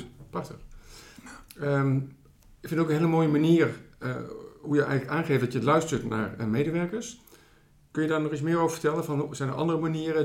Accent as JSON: {"language": "Dutch", "area": "Achterhoek", "region": "Gelderland", "country": "Netherlands", "tie": "born or raised there", "said": "We zijn in de prachtige Achterhoek, waar ook ik ben opgegroeid."}